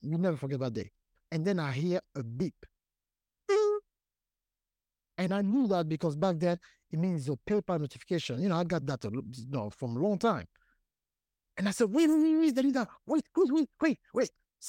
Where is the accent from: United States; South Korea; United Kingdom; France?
France; Paris, Île-de-France; born there; I was born in Paris, France.